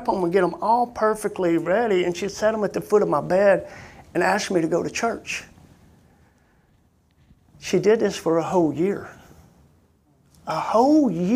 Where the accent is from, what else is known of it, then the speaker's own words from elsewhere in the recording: Coleman, Alabama, United States; We're from Coleman, Alabama, where we grew up